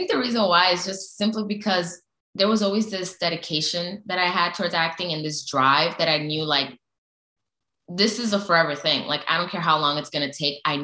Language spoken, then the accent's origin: English; United States; I was born and raised in the States